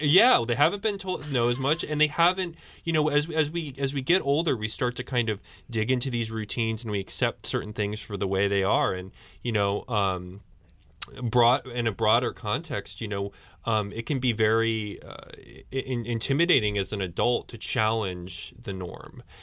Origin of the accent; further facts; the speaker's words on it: Storrs, Connecticut, United States; I, I grew up in Storyce